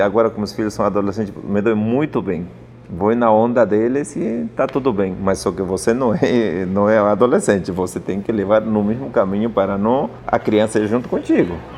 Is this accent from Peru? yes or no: yes; Apurímac, Peru; Portuguese is a second language; now in São Paulo, Brazil; eu vivi no Ande, onde eu nasci é Apurimac